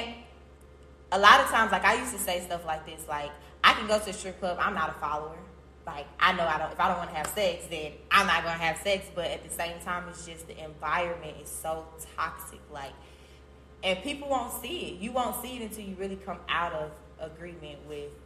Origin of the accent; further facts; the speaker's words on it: Atlanta, Georgia, United States; also born or lived in Chicago, Illinois; I'm from Chicago, but, you know, I went to high school in Atlanta